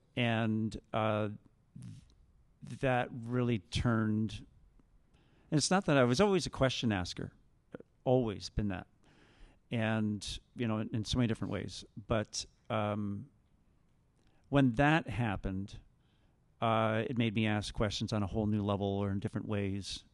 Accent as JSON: {"language": "English", "town": "Vineland", "region": "Ontario", "country": "Canada", "tie": "born or raised there", "also_born_or_lived": "Jordan Station, Ontario", "said": "I live in Jordan Station, and I grew up in Vineland."}